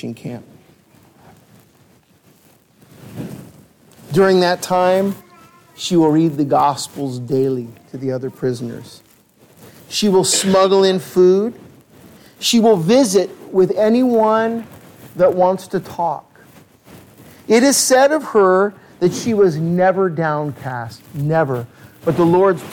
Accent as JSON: {"language": "English", "region": "California", "country": "United States", "tie": "born or raised there", "said": "growing up in California"}